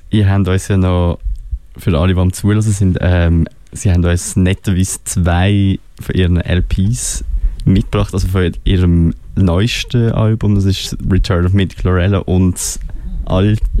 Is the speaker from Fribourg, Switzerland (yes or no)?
yes; Fribourg, Switzerland; Ja, jetzt, ah, genau, wir sind ja aus Freiburg.